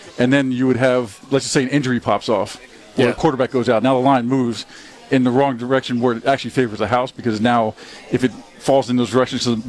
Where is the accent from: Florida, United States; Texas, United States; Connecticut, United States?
Florida, United States; Miami; also born or lived in Las Vegas, Nevada; now in Mississippi, United States; growing up in Miami and then being from Vegas for those 20 years